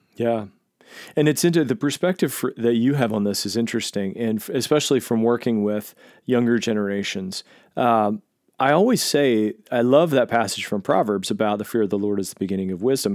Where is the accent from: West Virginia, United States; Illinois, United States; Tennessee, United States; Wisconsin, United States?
West Virginia, United States; Southern; I grew up in Southern West Virginia as a Nazarene.